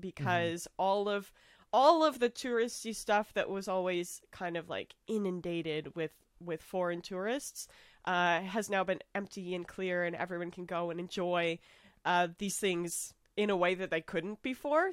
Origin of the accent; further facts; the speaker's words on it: United States; I'm from America